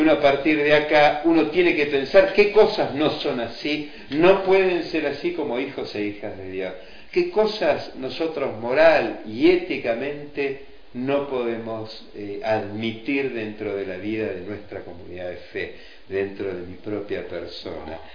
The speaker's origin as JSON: {"language": "Spanish", "country": "Argentina", "said": "a los argentinos nos atraviesa completamente"}